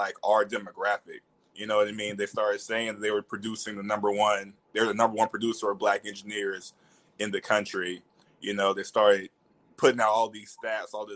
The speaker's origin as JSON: {"language": "English", "town": "Tuscaloosa", "region": "Alabama", "country": "United States", "tie": "born or raised there", "also_born_or_lived": "North Carolina", "moved": "as an adult", "said": "I'm originally from Tuscaloosa, Alabama. So I was born and raised there."}